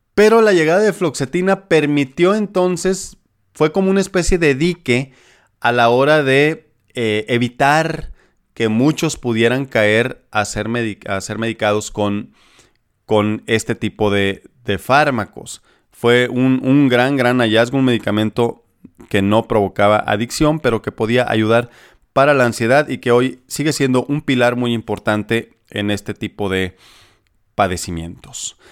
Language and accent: Spanish; Sinaloa, Mexico; moved away; allá por mi tierra sinaloense